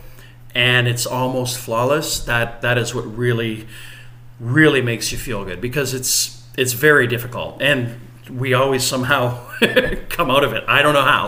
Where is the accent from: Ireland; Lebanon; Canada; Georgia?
Canada; Windsor, Ontario; we're from Windsor